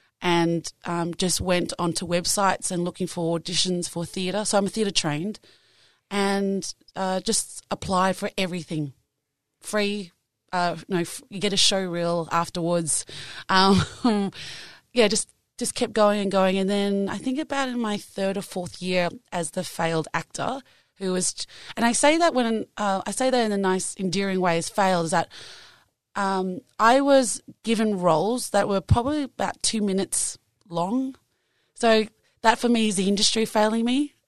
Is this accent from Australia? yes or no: yes; Australia; I am Asian Australian.